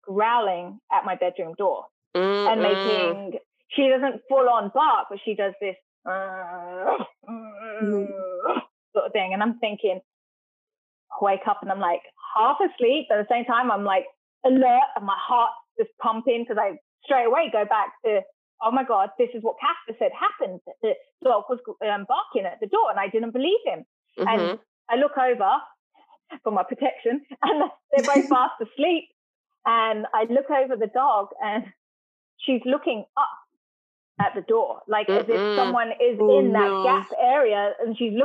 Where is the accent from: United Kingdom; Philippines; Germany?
United Kingdom; England; moved away; I was born in England and grew up in an old Victorian house